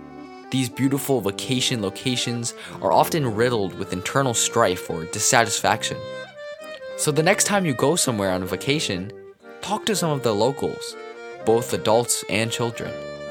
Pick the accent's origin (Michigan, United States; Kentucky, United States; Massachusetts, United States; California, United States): Massachusetts, United States; I come from Massachusetts, a pretty well-off area.